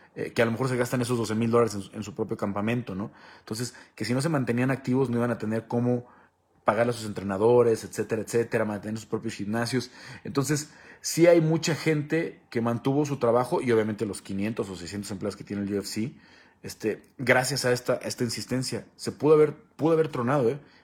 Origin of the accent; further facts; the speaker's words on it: Mexico; como mexicanos